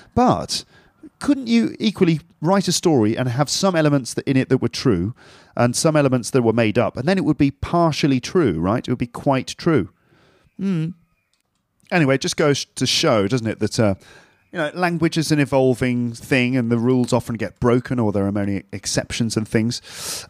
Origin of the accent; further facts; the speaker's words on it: London, United Kingdom; now in Paris, France; I'm from London, but at the moment I'm living in Paris